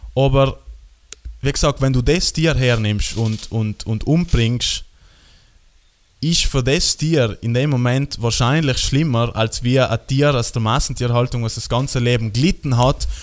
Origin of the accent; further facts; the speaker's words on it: South Tyrol, Trentino-Alto Adige, Italy; bei uns in Südtirol